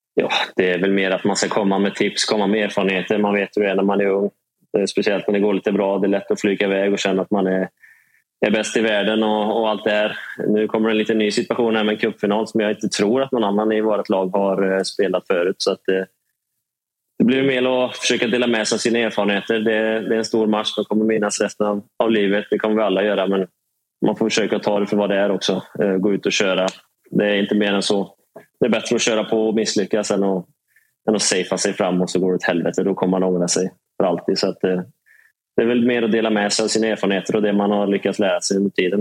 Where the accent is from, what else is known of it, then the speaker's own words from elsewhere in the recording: Trollhättan, Västra Götaland, Sweden; Gräddhyllan i Trollhättan, vet du. Sandhem eh, fint. Precis bredvid fotbollsplanen där jag växte upp